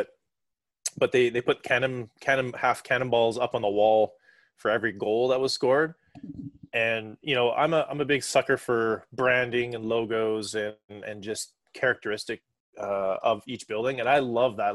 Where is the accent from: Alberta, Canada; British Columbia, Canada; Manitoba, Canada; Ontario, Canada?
Alberta, Canada; me being a Canadian in Alberta